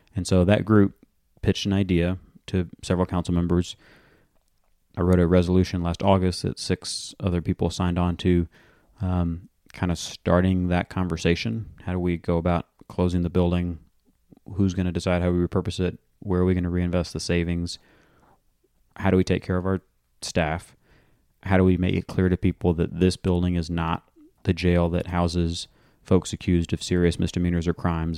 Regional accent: Atlanta, Georgia, United States; I was born and raised in Morningside

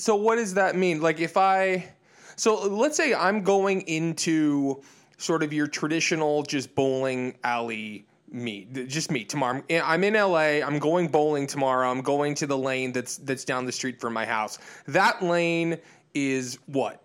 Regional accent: outside of Detroit, Michigan, United States; moved away; also born or lived in Illinois, outside of Chicago; I was born in Michigan, sort of outside of Detroit, and, and then spent a lot of time in Illinois outside of Chicago.

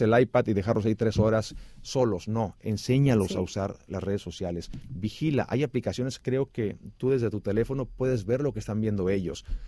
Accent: Xicoténcatl, Tamaulipas, Mexico; moved away as an adult; also born or lived in Ciudad Mante, Tamaulipas / Mexico City / Miami / Los Angeles; yo nací en Ciudad Mante, Tamaulipas, crecí en Jicotenca, el Tamaulipas

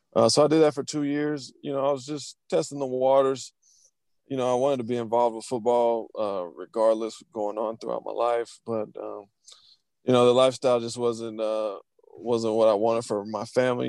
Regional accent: Georgia, United States; I'm from Georgia

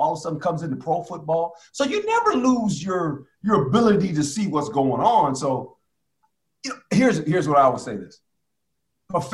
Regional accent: West Coast, United States; I grew up on the West Coast.

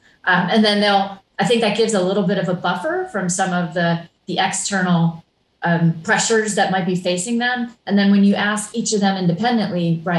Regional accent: Hawaii, United States; I grew up in Hawaii, and I remember the 70s sitting in the backseat of my parents' car for hours on end on an odd or even license day

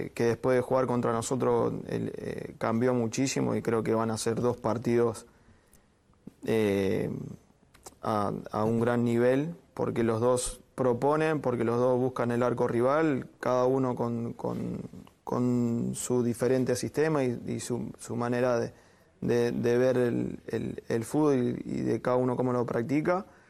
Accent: Maipú, Mendoza, Argentina; moved away; Maipú, que es del club donde yo, uh. salí de ahí de Mendoza

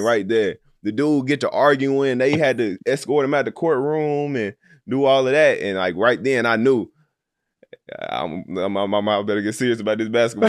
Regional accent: Little Rock, Arkansas, United States; I'm from Little Rock, Arkansas. Uh, so growing up, it was always me and my homeboys

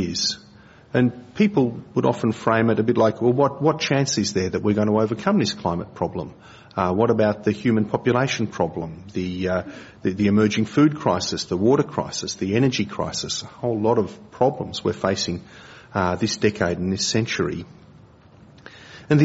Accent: Australia; I'm an Aussie

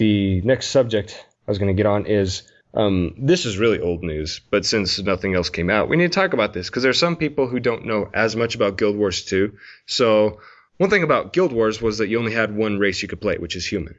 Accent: United States; I'm American

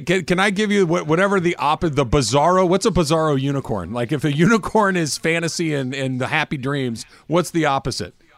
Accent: California, United States; moved away; also born or lived in Houston; I'm a Californian

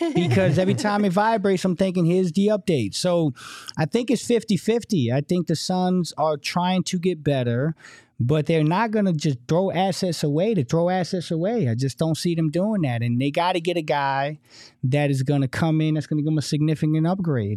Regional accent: East Coast, United States; now in Phoenix, United States; from the East Coast

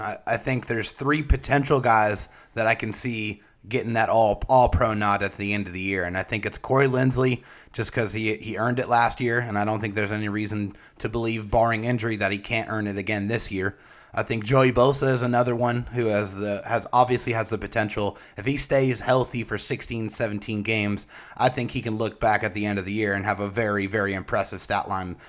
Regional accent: San Diego, California, United States; I was born and raised in San Diego

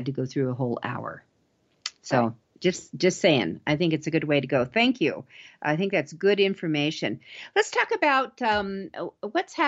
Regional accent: Denver, Colorado, United States; I'm from Denver

